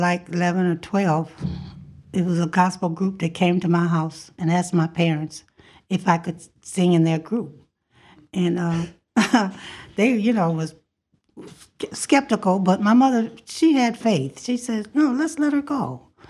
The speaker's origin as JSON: {"language": "English", "town": "Toledo", "region": "Ohio", "country": "United States", "tie": "born or raised there", "also_born_or_lived": "West Virginia"}